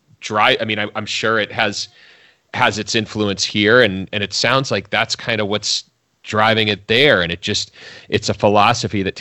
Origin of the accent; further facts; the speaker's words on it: Boston, Massachusetts, United States; I grew up in the Boston area in the 1980s